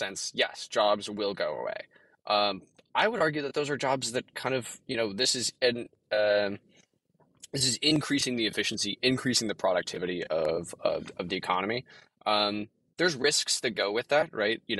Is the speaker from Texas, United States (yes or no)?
yes; Texas, United States; I'm from Texas